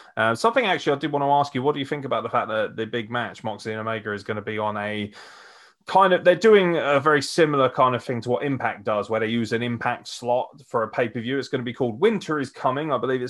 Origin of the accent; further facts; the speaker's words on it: United Kingdom; I am British.